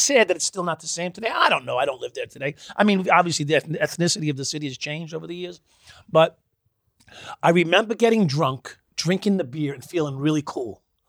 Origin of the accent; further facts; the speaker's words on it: New York, United States; also born or lived in Brooklyn; Yeah, I was born on Flatlands in like 36th or 38th.